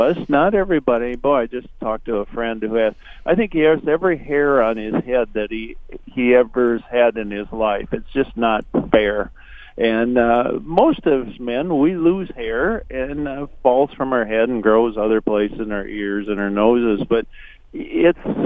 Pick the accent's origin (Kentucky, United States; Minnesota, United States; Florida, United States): Minnesota, United States; I am from Minnesota